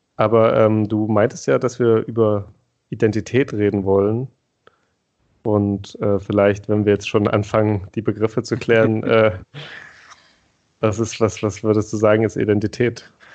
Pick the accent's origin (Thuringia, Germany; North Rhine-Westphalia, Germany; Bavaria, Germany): Thuringia, Germany; wir sind beide aus Thüringen, also in den sogenannten neuen Bundesländern, aufgewachsen